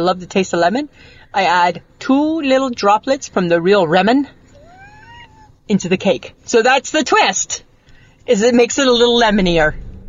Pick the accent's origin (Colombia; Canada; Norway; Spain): Canada; I'm not from America. We don't have that in Canada.